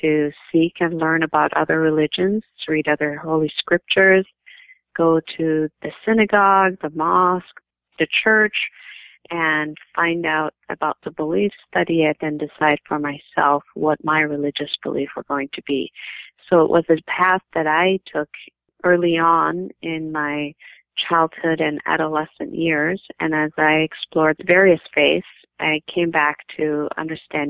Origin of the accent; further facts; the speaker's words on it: St. Paul, Minnesota, United States; I grew up in Minnesota, St. Paul, Minnesota, since I was 8 years old, and this has been home to me during my childhood, adolescence, and most of my adult years.